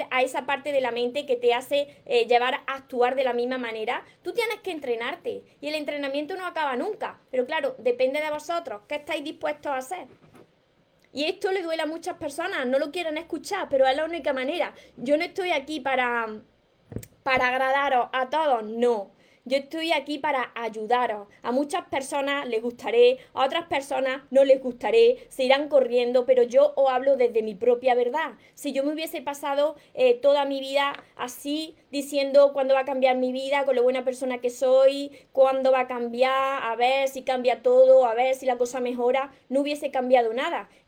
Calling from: Uruguay; …, por aquí … soy de Uruguay.

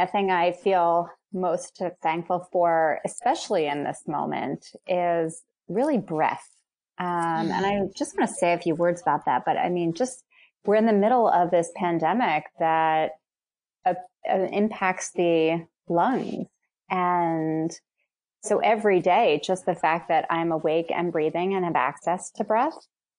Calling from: Philadelphia, Pennsylvania, United States; I'm calling in right now from Mount Airy, right in the northwest suburbs or northwest direction from Philadelphia.

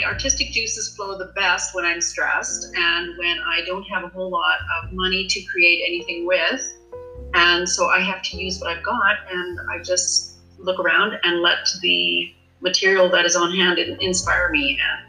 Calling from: Prince George, British Columbia, Canada; I'm coming from Prince George, that is known to be a lot chiller than Vancouver.

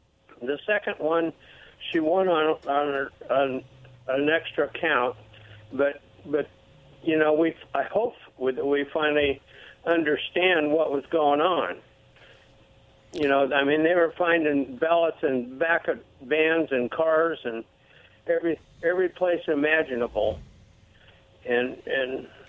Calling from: Clovis, United States; from out of Clovis.

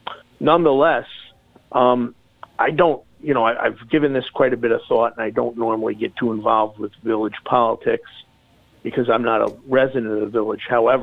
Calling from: Warwick, New York, United States; It's …, calling from Warwick.

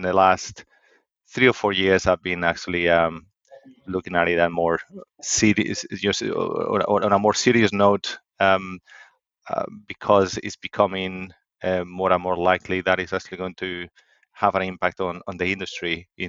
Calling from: Stirling, Scotland, United Kingdom; I'm calling from Scotland, actually. Stirling in Scotland. So it's a small city a bit in between Glasgow and Edinburgh.

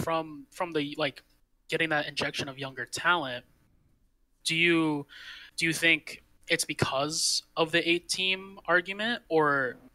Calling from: Long Beach, California, United States; Calling from Long Beach, California.

